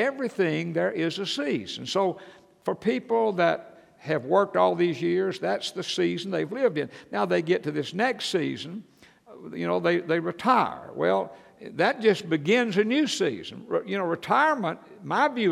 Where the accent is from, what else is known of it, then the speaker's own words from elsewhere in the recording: Atlanta, Georgia, United States; I grew up in church in Atlanta, Georgia